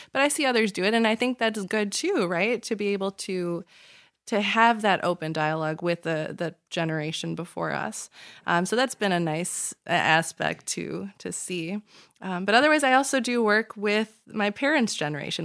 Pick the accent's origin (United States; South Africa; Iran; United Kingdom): United States; Chicago, Illinois; born and raised in the Chicagoland area